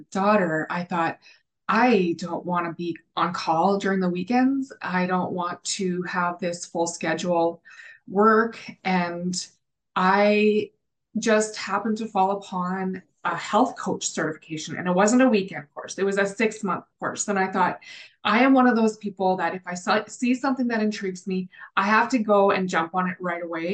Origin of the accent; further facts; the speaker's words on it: the Prairies, Canada; also born or lived in Calgary, Alberta; I'm the Canadian cohort on the team. And I grew up in a small town on the prairies